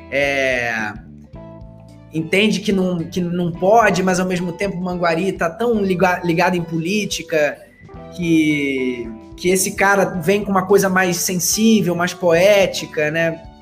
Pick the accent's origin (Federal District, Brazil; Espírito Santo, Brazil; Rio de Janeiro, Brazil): Rio de Janeiro, Brazil; eu sou do Rio